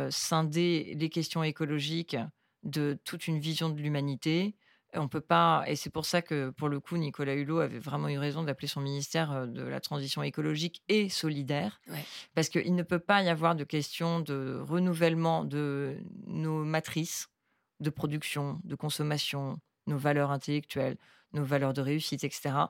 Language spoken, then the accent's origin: French; Hong Kong; Mais, j'ai grandi à Hong Kong dans le milieu de la finance qui, en fait, qui était complètement déconnecté du réel.